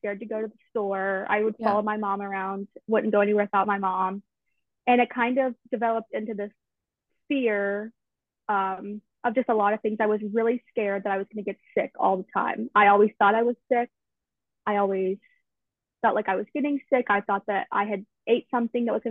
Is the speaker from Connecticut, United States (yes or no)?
no; Tallahassee, Florida, United States; I'm from Tallahassee, so I've lived in Florida my whole life